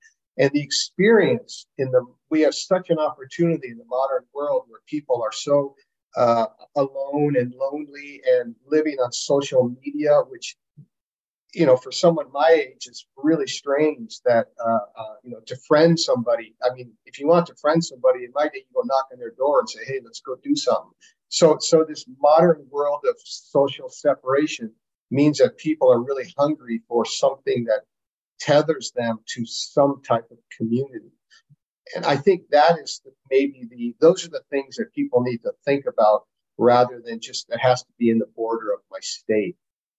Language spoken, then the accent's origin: English; Wisconsin, United States; I said, "I'm from Wisconsin."